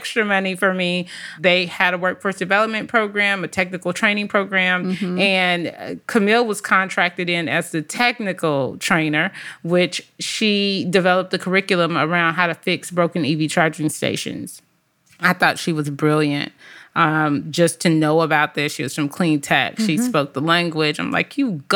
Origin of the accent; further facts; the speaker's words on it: Compton, California, United States; I grew up in Compton, California.